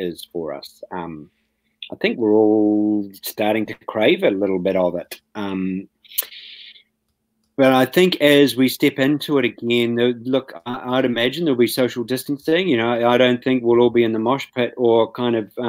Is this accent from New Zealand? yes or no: yes; New Zealand; As a New Zealander